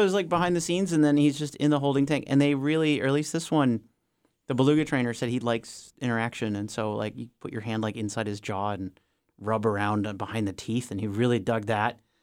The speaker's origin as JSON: {"language": "English", "region": "Minnesota", "country": "United States", "tie": "born or raised there", "also_born_or_lived": "Denali", "moved": "yes", "said": "when I was growing up in Minnesota, in the suburbs"}